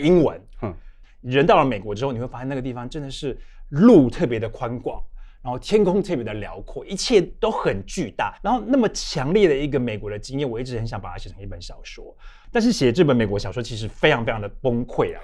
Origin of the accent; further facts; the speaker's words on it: Yongjing, Changhua County, Taiwan; moved away as an adult; also born or lived in Taipei, Taiwan; now in Berlin, Germany; 我的家乡叫彰化县永靖乡